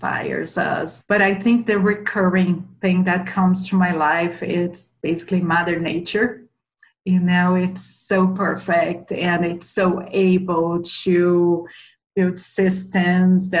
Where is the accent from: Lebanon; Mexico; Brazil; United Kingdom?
Brazil; São Paulo; moved away as an adult; now in Boulder, United States; I grew up in São Paulo, Brazil